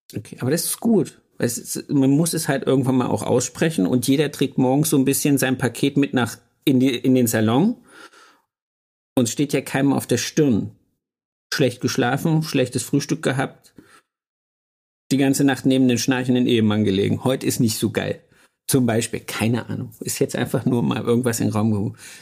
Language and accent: German; Thuringia, Germany; moved away; Ich komme aus Thüringen